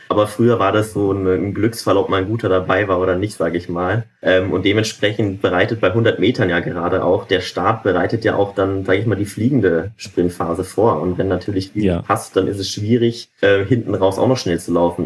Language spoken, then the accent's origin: German; North Rhine-Westphalia, Germany; moved away; ich komme ja auch ursprünglich aus Nordrhein-Westfalen